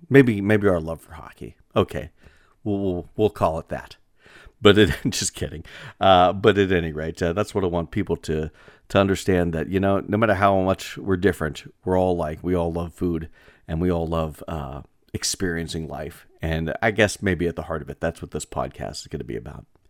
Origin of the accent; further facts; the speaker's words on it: northwestern Pennsylvania, United States; northwestern Pennsylvania could be, uh, considered my hometown because, uh, my home region